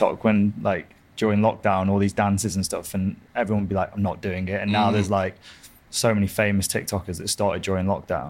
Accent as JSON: {"language": "English", "town": "Blackpool", "region": "North West England", "country": "United Kingdom", "also_born_or_lived": "America", "said": "I'm from Blackpool originally."}